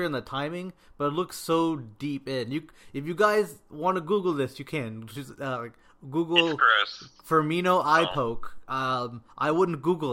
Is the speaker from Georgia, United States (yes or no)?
no; North Carolina, United States; I was born in North Carolina